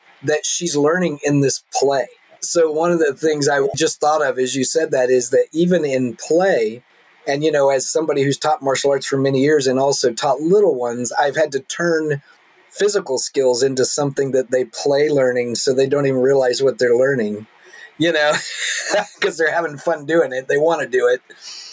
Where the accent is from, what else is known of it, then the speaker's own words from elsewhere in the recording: the Bible Belt in the South, United States; now in Seattle, United States; where I grew up in the Bible Belt in the South